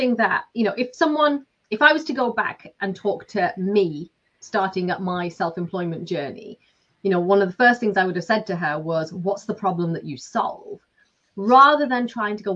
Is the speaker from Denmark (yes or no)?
no; Lancashire, North West England, United Kingdom; moved away as an adult; now in Ireland; I'm from Lancashire. I've lived in Ireland for 20 years now.